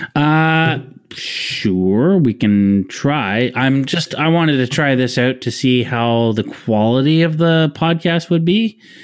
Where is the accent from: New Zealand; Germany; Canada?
Canada; we're also Canadian.